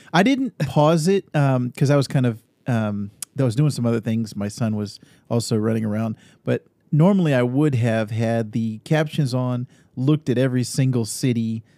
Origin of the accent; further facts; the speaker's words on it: Northern California, United States; moved away as an adult; also born or lived in Austin, Texas / Sacramento, California; now in Arizona, United States; I grew up in Northern California, lived in Sacramento for many years